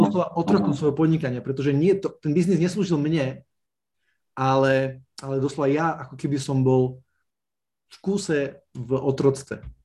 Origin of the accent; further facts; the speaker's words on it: Snina, Prešov Region, Slovakia; pochádzam z malého mesta Snina na východe Slovenska.